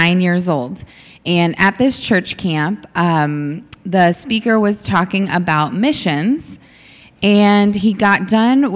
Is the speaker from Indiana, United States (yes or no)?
yes; Indianapolis, Indiana, United States; moved away as an adult; also born or lived in Pittsburgh, Pennsylvania; now in Newark, United States; I grew up in Indianapolis, Indiana